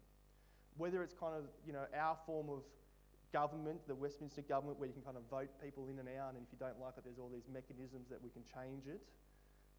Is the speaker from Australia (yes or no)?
yes; Australia; a part of being an Aussie